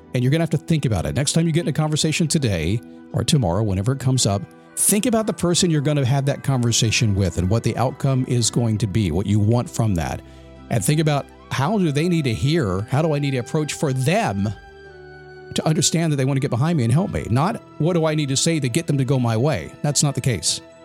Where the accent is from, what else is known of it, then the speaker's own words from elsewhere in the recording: United States; I'm American